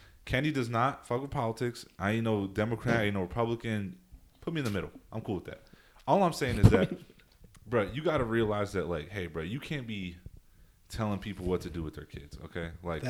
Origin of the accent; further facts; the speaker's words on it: Texas, United States; I'm from Texas.